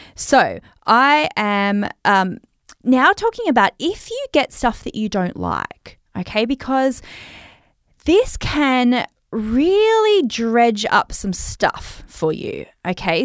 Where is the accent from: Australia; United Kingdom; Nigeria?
Australia; accent: Australian; my Australian accent